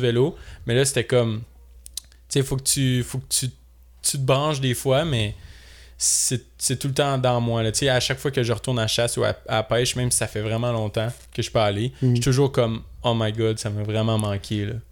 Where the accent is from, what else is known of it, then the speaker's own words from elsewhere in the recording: Saint-Lazare, Quebec, Canada; moved away; j'ai 22. Euh, je suis originaire de Saint-Lazare